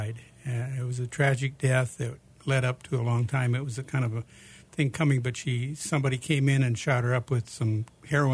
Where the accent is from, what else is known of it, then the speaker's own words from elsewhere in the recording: Iowa, United States; moved away as an adult; now in Phoenix, United States; I grew up in Iowa